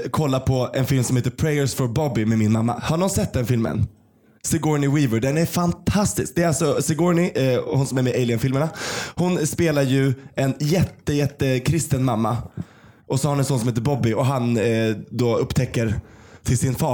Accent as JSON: {"language": "Swedish", "town": "Kiruna", "region": "Norrbotten County", "country": "Sweden", "moved": "yes", "lives_now": "Stockholm, Sweden", "said": "i Kiruna där jag kommer ifrån"}